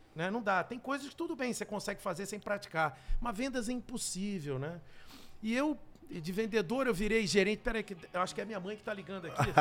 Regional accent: Rio de Janeiro, Brazil; eu morava no Rio, que eu sou carioca

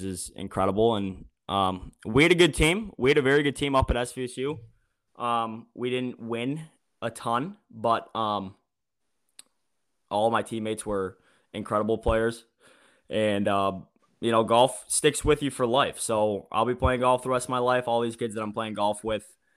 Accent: Detroit, Michigan, United States; I grew up in the Metro Detroit area

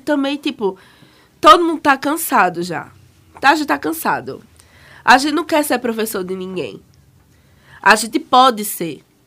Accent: Caruaru, Pernambuco, Brazil; sou de Caruaru

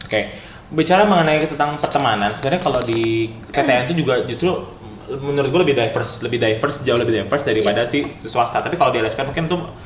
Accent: Jakarta, Indonesia; also born or lived in Bandung; kita sebagai warga CGK

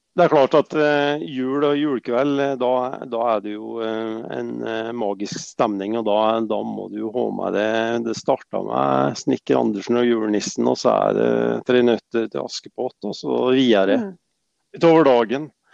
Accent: Vågå, Innlandet, Norway; jeg er fra Vågå

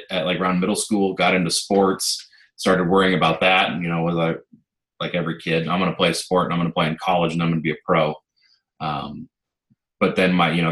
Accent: The Dalles, Oregon, United States; I grew up here. Wasn't born here, but I've lived here. I'm 28, and I've lived here for 27 and a half years, so nice. It's my hometown.

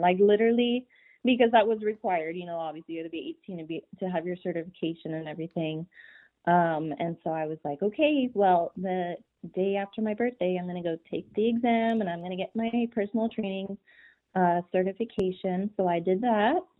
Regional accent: Pueblo, Colorado, United States; now in McAllen, United States; I am actually originally from Pueblo, Colorado.

